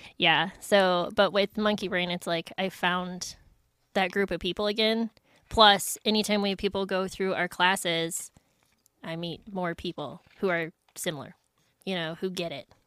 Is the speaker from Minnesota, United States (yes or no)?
yes; Minnesota, United States; moved away as an adult; I'm from Minnesota. My parents still live there